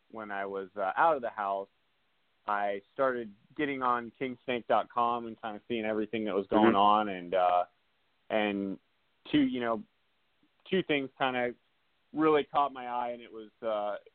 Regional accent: South Dakota, United States; I grew up in the Black Hills of South Dakota

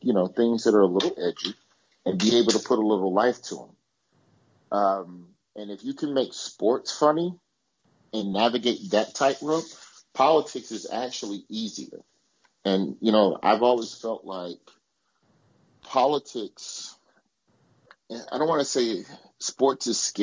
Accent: Alabama, United States; born or raised there

